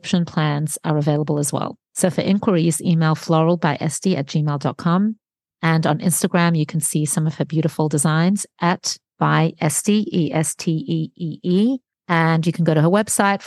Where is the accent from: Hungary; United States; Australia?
Australia; We're both Australian, actually, Jackie